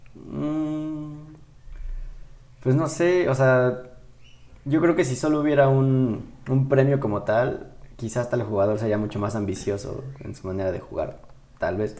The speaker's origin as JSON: {"language": "Spanish", "country": "Mexico", "said": "nosotros como mexicanos"}